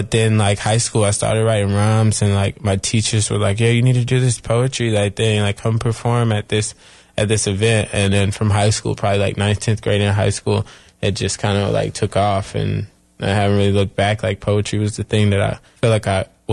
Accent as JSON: {"language": "English", "town": "Chapel Hill", "region": "North Carolina", "country": "United States", "said": "from Chapel Hill, North Carolina, and I'm 24 years old."}